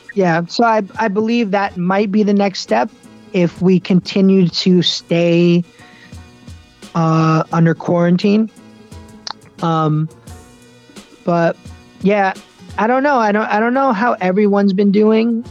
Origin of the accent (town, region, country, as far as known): United States; born or raised there